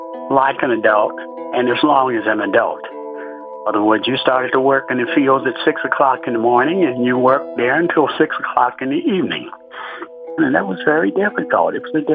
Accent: Alabama, United States; So we grew up in Alabama, primarily on a farm.

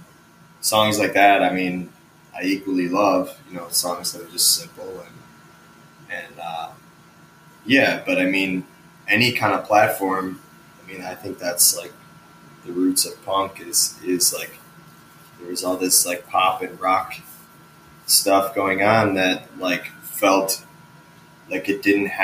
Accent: south suburbs of Chicago, Illinois, United States; now in Chicago, United States; I grew up like south of Chicago in the burbs

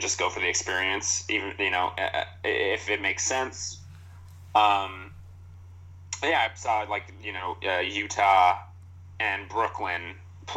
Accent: Toronto, Ontario, Canada; I'm from Toronto.

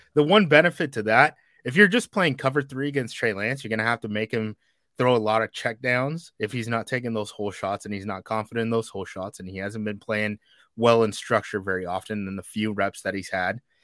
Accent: the Northwest, Pacific Northwest, United States; I'm from the Northwest, where it just rains

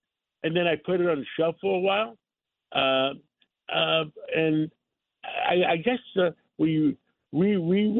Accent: New York, United States; English is a second language; I grew up in Harlem

